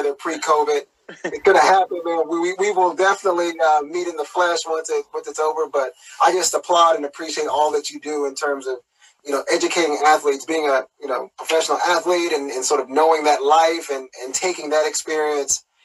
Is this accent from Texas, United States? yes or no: yes; East Texas, United States; I'm originally from East Texas, fifth generation East Texan, born and raised